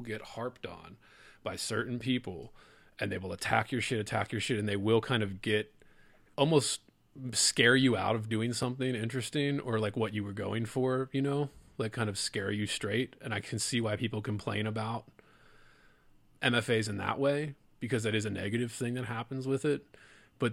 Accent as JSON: {"language": "English", "town": "Baltimore", "region": "Maryland", "country": "United States", "tie": "born or raised there", "also_born_or_lived": "Lake Charles, Louisiana", "said": "I'm a Baltimore boy, if people couldn't tell from my accent. And it was like, I grew up in a city, Baltimore, it was shrinking."}